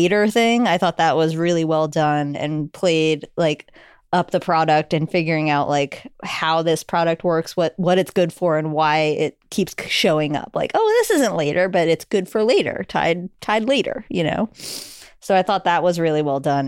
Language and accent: English; New York, United States; I'm a New Yorker